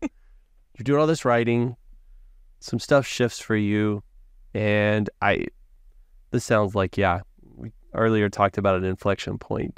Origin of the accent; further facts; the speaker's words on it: Hewitt, Texas, United States; I grew up in Hewitt